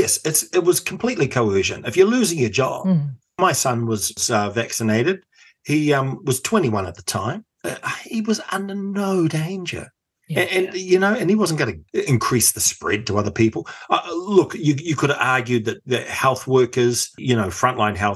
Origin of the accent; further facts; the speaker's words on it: Auckland, New Zealand; I come from Otahuhu in South Auckland